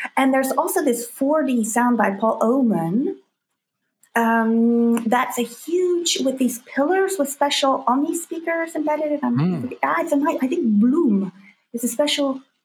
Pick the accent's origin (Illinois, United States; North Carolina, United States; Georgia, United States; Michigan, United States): Georgia, United States; North; I grew up in North Georgia